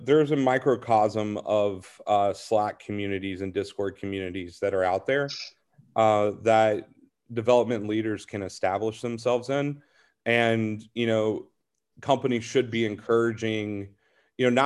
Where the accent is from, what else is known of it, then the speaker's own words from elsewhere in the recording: Nashville, Tennessee, United States; moved away; I'm originally from Nashville.